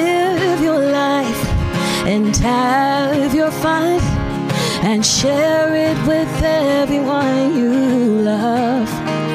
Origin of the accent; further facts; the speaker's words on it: Baltimore, Maryland, United States; moved away as an adult; now in Nashville, United States; Baltimore, Maryland.